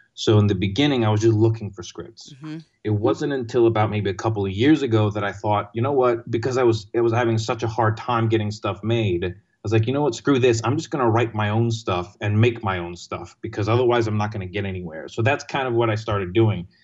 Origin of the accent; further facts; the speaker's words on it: Greece; moved away as an adult; also born or lived in London, United Kingdom / Texas, United States; now in New York City, United States; I grew up in Greece I went to college in Texas